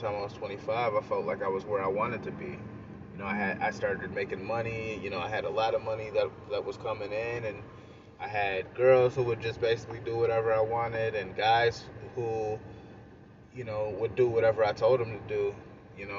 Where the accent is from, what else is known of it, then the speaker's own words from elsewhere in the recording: Rome, New York, United States; I grew up in Rome, New York, upstate New York. It's a town kind of near Syracuse